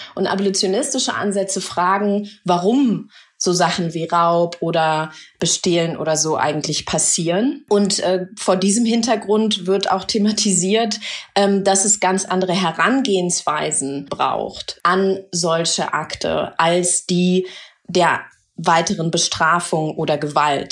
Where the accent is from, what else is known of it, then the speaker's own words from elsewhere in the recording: Germany; ich bin in Deutschland groß geworden und geboren